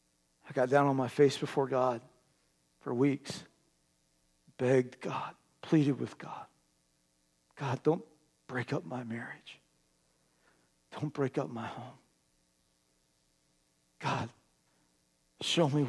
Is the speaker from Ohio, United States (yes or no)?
no; Terre Haute, Indiana, United States; moved away; also born or lived in East Alton, Illinois; My family and I, some of you know, we're from Terre Haute, Indiana